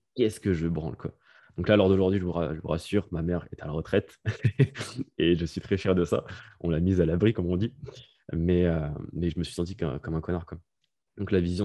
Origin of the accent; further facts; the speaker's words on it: France; moved away as an adult; also born or lived in Bali; now in Norway; I'm French